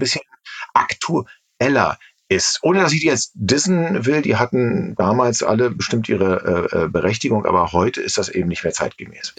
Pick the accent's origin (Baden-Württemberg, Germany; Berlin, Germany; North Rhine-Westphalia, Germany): Berlin, Germany; als Berliner